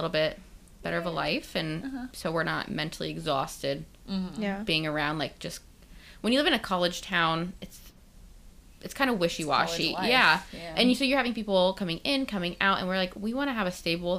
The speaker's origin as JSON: {"language": "English", "area": "D.C. area", "region": "Virginia", "country": "United States", "tie": "born or raised there", "also_born_or_lived": "Lynchburg, Virginia", "moved": "as an adult", "lives_now": "Knightstown, United States", "said": "I'm from Virginia, originally from the D.C. area, and moved down to Lynchburg, Virginia for a couple years, met my husband. We had got married, had our kids down there, and then moved back to his hometown of Knightstown"}